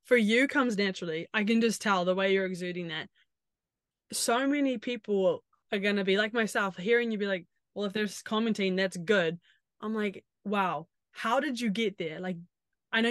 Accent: New Zealand; moved away; I'm from New Zealand

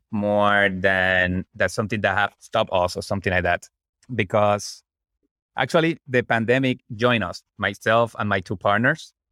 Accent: Puerto Rico; moved away as an adult; also born or lived in Washington, D.C.; I'm originally from Puerto Rico, where I become an electrical engineer.

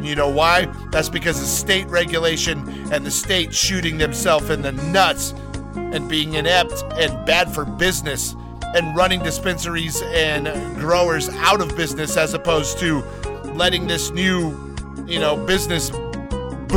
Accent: Jasper, Alabama, United States; now in California, United States; I was born just outside of Birmingham, Alabama, in a lovely town called Jasper

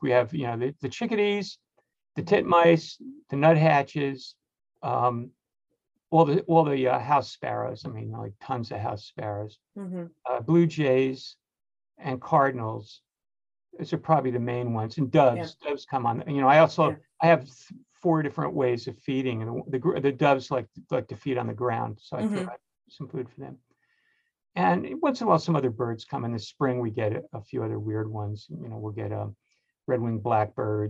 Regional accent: New Jersey, United States; moved away; I grew up in New Jersey

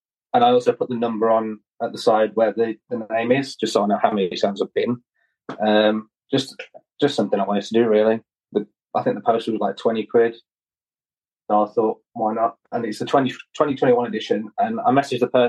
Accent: Wolverhampton, West Midlands, United Kingdom; I'm from Wolverhampton, which is near Birmingham

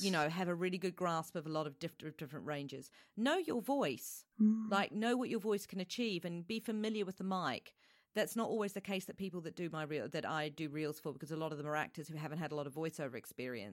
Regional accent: New Zealand; now in United Kingdom; I'm originally from New Zealand

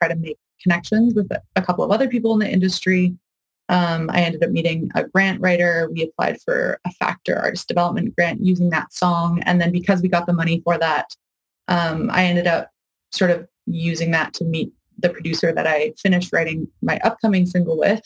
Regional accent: Kamloops, British Columbia, Canada; now in Vancouver, Canada; I'm born and raised in Kamloops, BC

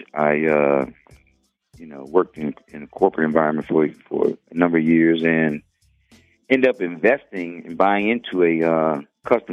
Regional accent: Washington, District of Columbia, United States; now in Atlanta, United States; I grew up in Washington, D.C.

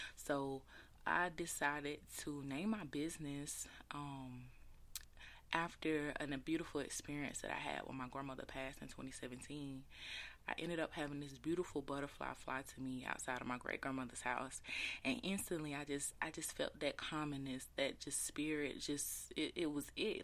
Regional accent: Taylors, South Carolina, United States; Shout out to my hometown. Shout out to eight six four, 'cause your girl is from a little town called Taylor's

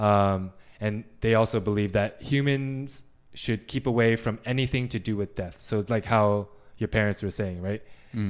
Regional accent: Canada; we're Canadian.

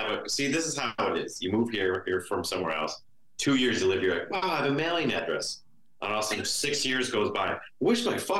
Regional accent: Buffalo, New York, United States; now in Los Angeles, United States; Oh, yeah, I'm from Buffalo.

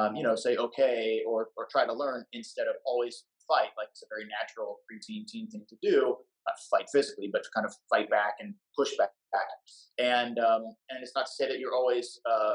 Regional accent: Seattle, Washington, United States; moved away as an adult; also born or lived in Battle Creek, Michigan / Houston; I'm from Seattle and I grew up watching him on one of the local stations

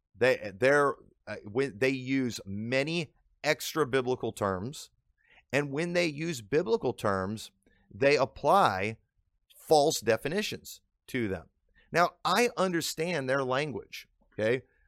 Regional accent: Illinois, United States; accent: northern; Illinois; I've lived in Illinois my whole life, I've picked up on the accent

